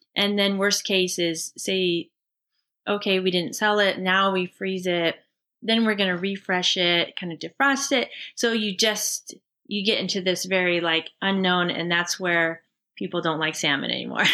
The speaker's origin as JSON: {"language": "English", "town": "Seattle", "region": "Washington", "country": "United States", "tie": "born or raised there", "said": "Rich and I both grew up in the Pacific Northwest Seattle area"}